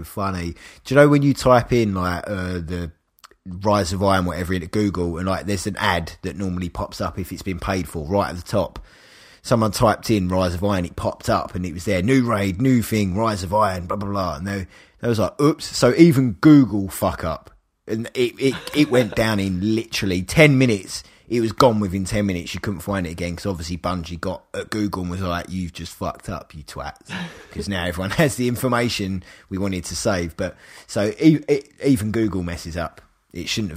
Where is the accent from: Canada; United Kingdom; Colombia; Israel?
United Kingdom; England; I'm English